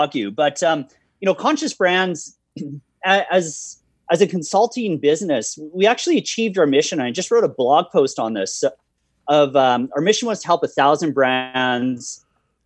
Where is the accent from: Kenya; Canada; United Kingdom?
Canada; Calgary, Alberta; a Calgarian, and more specifically a Bonesian, which is the community I live in.